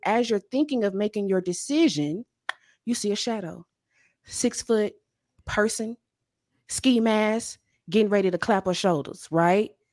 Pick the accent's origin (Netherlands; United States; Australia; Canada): United States; Louisiana; also born or lived in Chicago; now in Dallas, United States; I grew up in Louisiana, spent 15 years in Chicago.